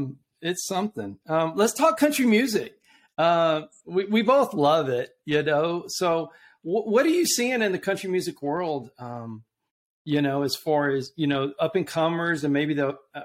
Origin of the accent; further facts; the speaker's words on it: South Texas, United States; I'm from South Texas.